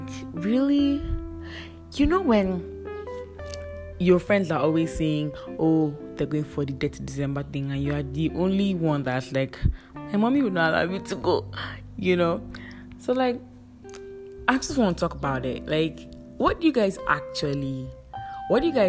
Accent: Edo, Nigeria; I'm staying in my village with my family. You know, I'm from Edo State

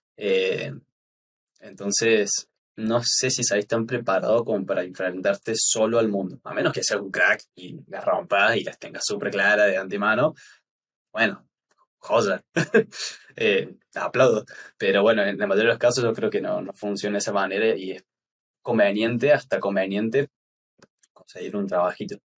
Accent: Córdoba, Argentina; soy diseñador gráfico de acá de Córdoba, Argentina

